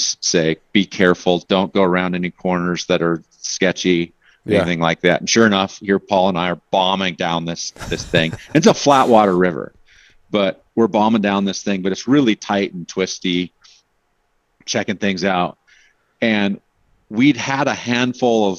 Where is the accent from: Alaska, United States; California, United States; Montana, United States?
Alaska, United States; moved away; also born or lived in Pacific Northwest / Portland; growing up in Alaska